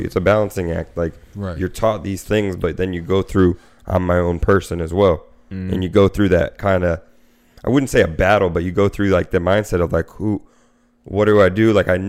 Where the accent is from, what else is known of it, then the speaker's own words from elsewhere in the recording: Winter Park, Florida, United States; I was born in Winter Park.